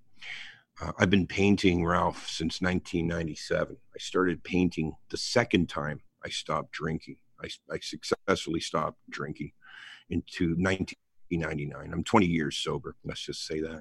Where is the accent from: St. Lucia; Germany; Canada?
Canada; Hamilton, Ontario; I grew up on the East Mountain of Hamilton, Ontario